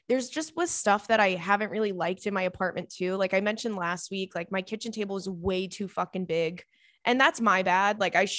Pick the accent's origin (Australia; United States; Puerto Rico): Australia; As always … I'm from Australia.